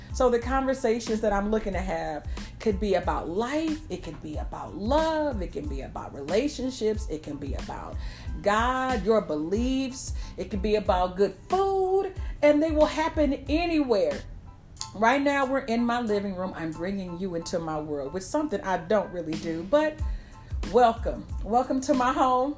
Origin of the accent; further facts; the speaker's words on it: St. Louis, Missouri, United States; I'm from St. Louis